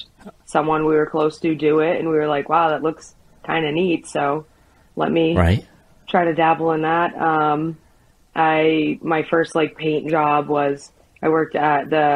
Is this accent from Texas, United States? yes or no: no; Rhode Island, United States; also born or lived in Florida; So then I moved back to Rhode Island. I'm from Rhode Island. It's my hometown.